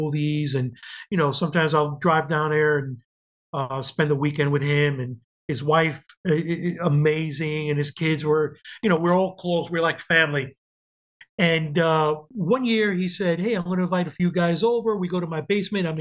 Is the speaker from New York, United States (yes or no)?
yes; Yonkers, New York, United States; moved away as an adult; also born or lived in Cuba; now in Florida, United States; I grew up in New York after Cuba. We went to New York and lived there all my life